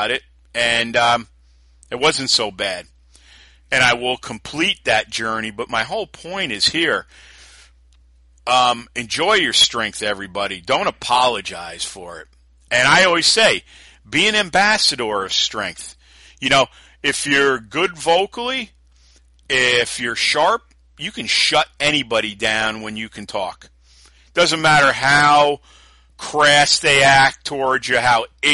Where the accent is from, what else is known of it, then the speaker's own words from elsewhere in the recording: New Yorker, United States; being a New Yorker too